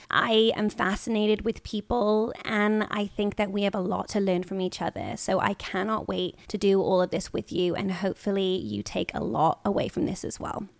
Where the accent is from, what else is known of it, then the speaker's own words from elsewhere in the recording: United Kingdom; moved away as an adult; now in Los Angeles, United States; I'm British